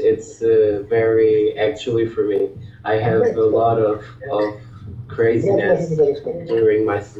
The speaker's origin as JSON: {"language": "English", "country": "Portugal", "second_language": "English", "said": "I'm from Portugal"}